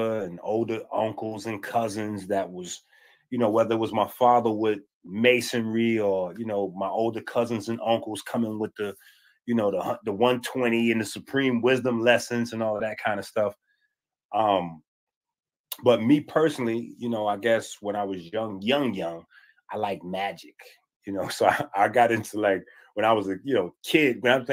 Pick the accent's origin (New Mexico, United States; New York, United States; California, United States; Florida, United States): New York, United States; New York City; also born or lived in Harlem, New York; I grew up half in, I would say mostly in the Bronx, but I spent a lot of time in Harlem